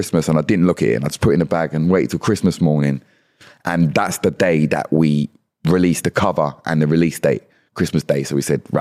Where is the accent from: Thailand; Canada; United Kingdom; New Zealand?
United Kingdom; London; born or raised there; now in Kent, United Kingdom